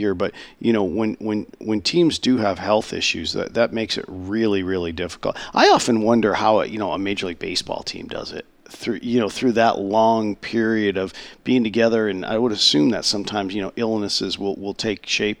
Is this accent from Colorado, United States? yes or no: no; Enfield, Connecticut, United States; moved away; I was fortunate enough some 25 years ago to start a Hall of Fame in my hometown in Connecticut